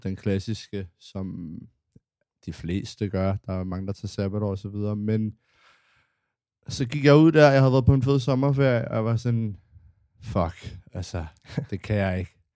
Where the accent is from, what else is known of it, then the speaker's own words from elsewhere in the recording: Copenhagen, Capital Region of Denmark, Denmark; jeg har gået i skole i Indre